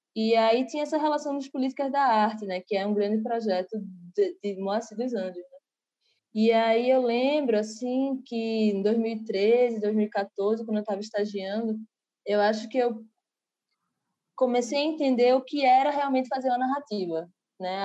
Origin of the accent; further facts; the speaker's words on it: Recife, Pernambuco, Brazil; Eu sou aqui de Recife, né? E aí, é, desde criança, frequento com minha família vários maracatus